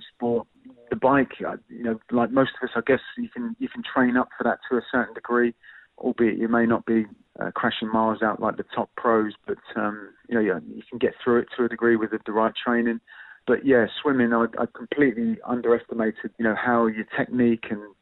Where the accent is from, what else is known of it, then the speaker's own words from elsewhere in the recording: Southampton, South East England, United Kingdom; representing my hometown club